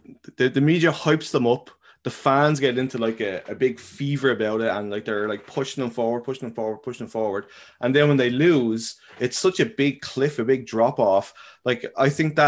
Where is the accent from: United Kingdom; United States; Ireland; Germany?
Ireland; I'm Irish